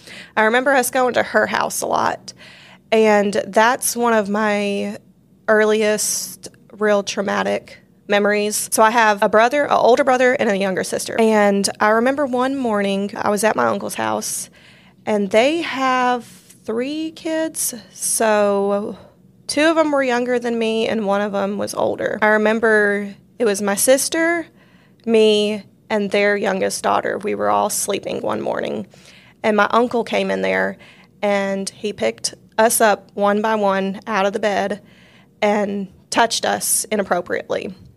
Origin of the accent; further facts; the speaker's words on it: Washington, United States; born there; now in Louisiana, United States; I was born in Washington, close to the Seattle area, and that's where my mom is from.